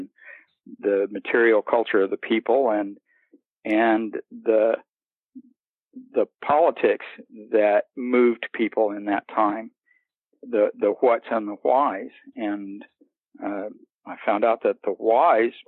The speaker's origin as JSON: {"language": "English", "region": "Missouri", "country": "United States", "tie": "born or raised there", "also_born_or_lived": "Central Florida", "moved": "as an adult", "lives_now": "Florida, United States", "said": "I'm in Florida now. I grew up in Missouri, and I moved here about 9 years ago."}